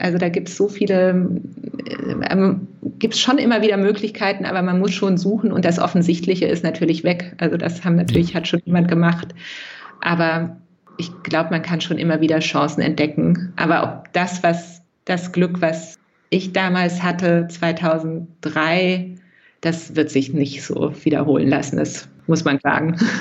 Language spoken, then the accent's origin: German; Lower Saxony, Germany; now in Berlin, Germany; ich bin ja in, ähm, in Niedersachsen groß geworden